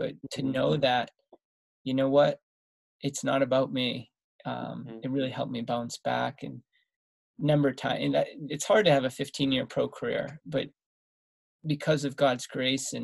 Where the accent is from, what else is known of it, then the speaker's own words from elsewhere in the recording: Massachusetts, United States; I grew up in Massachusetts.